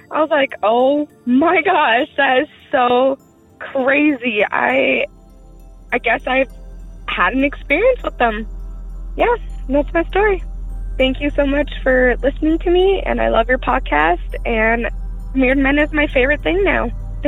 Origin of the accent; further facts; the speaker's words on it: Rock Springs, Wyoming, United States; I'm from Rock Springs, Wyoming, and where this happened.